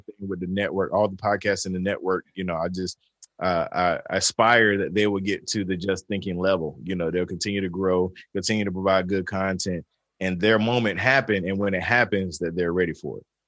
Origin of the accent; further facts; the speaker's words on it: the South, United States; I'm from the South